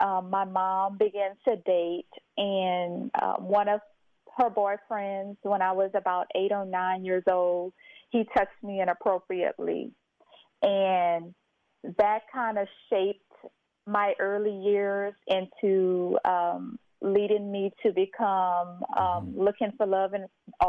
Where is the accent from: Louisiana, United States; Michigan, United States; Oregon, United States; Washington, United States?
Louisiana, United States; St. Martinville; Yes, so I am originally from St. Martinsville, Louisiana, a very small historical town in Louisiana, which is about 25 minutes outside of Lafayette, Louisiana.